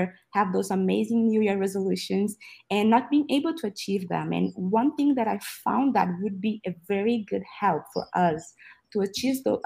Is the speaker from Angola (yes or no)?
yes; Angola; now in Texas, United States; I am speaking right now from Texas, but I'm originally from Angola, a country in Southwest Africa.